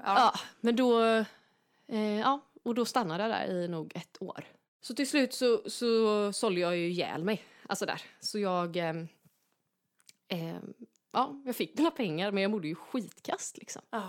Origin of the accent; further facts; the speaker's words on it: Gothenburg, Västra Götaland, Sweden; där jag växte upp helt enkelt i, i Göteborg